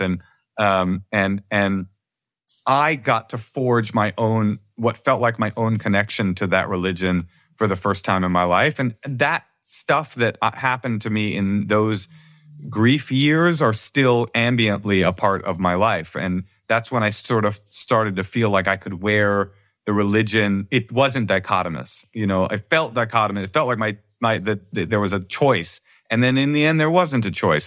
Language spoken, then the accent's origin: English; Oakland, California, United States; also born or lived in Brooklyn; the kids that I grew up with in Oakland